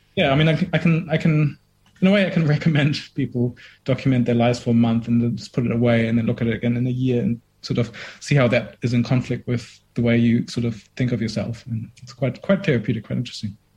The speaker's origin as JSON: {"language": "English", "country": "Germany", "tie": "born or raised there", "moved": "as an adult", "lives_now": "Dunedin, New Zealand", "said": "I grew up in Germany for 20 years, but my mom's Indian"}